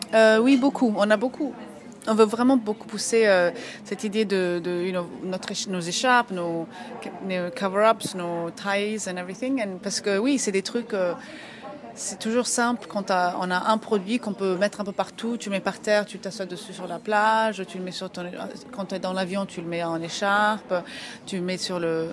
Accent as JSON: {"language": "French", "country": "Ethiopia", "moved": "yes", "said": "je vais tout le temps en Éthiopie, donc je suis d'Éthiopie"}